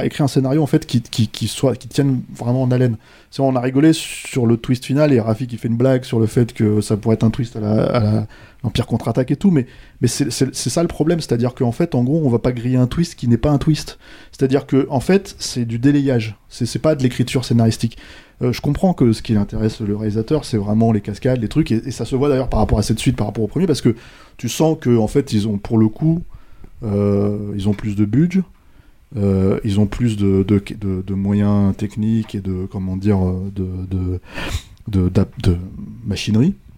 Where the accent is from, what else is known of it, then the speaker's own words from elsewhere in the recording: France; on est français